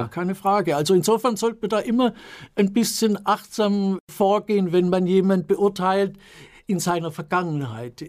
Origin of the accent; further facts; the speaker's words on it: Rottenburg am Neckar, Baden-Württemberg, Germany; also born or lived in Stuttgart; meine Mutter ist dann mit mir und meinem Bruder nach Rottenburg am Neckar gezogen